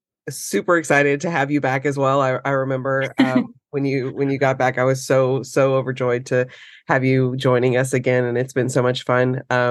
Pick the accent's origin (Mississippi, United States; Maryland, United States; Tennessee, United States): Tennessee, United States; Tri-Cities; moved away as an adult; now in Nashville, United States; I actually live in Nashville. So I grew up in the Tri-Cities